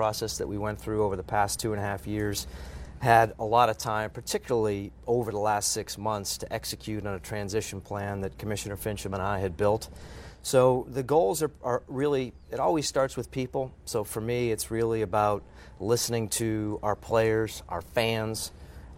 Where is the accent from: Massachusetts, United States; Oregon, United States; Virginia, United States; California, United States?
Massachusetts, United States; Boston; growing up in Boston